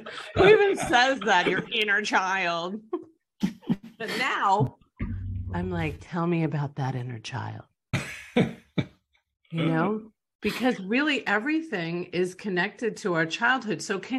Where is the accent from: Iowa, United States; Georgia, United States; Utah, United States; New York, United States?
New York, United States; which I don't know if that comes from being bold or being a New Yorker, I have no idea where that comes from